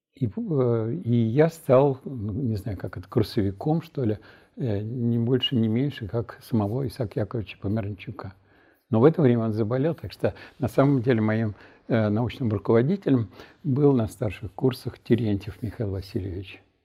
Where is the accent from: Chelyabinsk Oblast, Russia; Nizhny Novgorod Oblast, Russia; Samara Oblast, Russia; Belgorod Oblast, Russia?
Nizhny Novgorod Oblast, Russia; Nizhny Novgorod; moved away as an adult; also born or lived in Moscow / Chernogolovka; уехал в Горький к себе, то есть в родной город